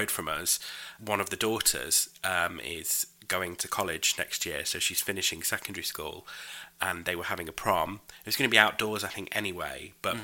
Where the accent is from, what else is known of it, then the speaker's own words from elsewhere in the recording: York, Yorkshire and the Humber, United Kingdom; where I grew up in York. York is obviously my hometown